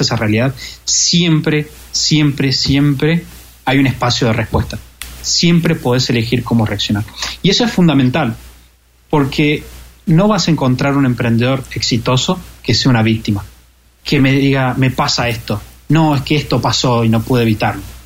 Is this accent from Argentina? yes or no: yes; Argentina; como argentino